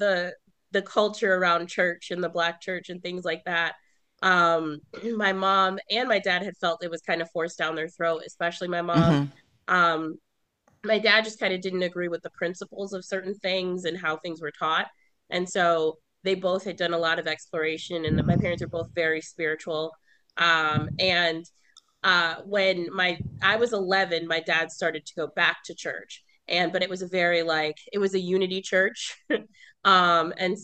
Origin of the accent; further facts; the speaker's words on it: Milwaukee, Wisconsin, United States; I grew up in Milwaukee, Wisconsin, or just a little suburb just outside until I was like 7 or 8